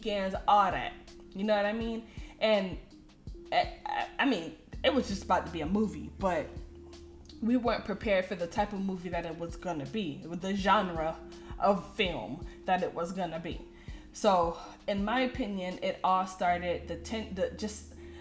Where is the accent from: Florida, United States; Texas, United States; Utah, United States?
Florida, United States; Miami; I'm from Miami, Florida